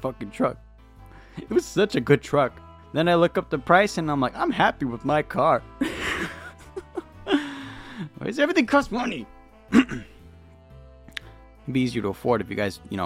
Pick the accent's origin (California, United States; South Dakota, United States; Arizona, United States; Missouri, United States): California, United States; I'm from California. The air is incredibly dry here, and we're used to it